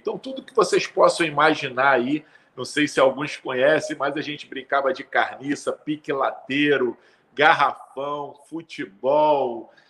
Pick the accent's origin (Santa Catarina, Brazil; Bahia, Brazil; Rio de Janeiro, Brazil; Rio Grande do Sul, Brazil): Rio de Janeiro, Brazil; Sou nascido e criado em Bangu, uma, uma periferia, né? Um, um, um subúrbio do Rio de Janeiro